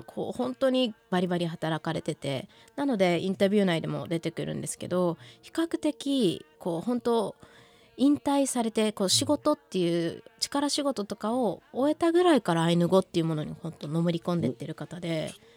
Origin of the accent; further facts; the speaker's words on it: Nibutani, Hokkaido, Japan; 私のふるさとリブタ